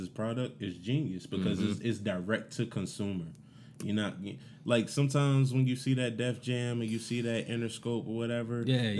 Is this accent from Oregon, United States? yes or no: no; Roselle, New Jersey, United States; moved away; also born or lived in Mount Olive, New Jersey; I'm from Roselle, New Jersey.